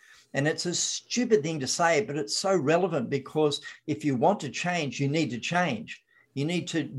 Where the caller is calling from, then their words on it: Victoria, Australia; Victoria, Australia.